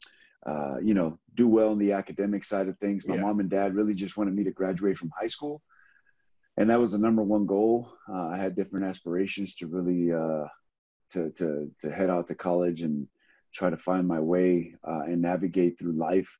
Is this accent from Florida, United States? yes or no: no; Los Angeles, California, United States; also born or lived in Compton, California; I was born in Compton, California, man. Lived there for about 8 years of my life and then moved over to Watts and grew up there in the inner cities